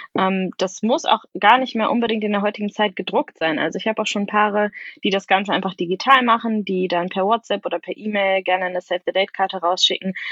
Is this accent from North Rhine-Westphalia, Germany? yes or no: yes; Sauerland, North Rhine-Westphalia, Germany; moved away; ich komme zum Beispiel ursprünglich aus dem Sauerland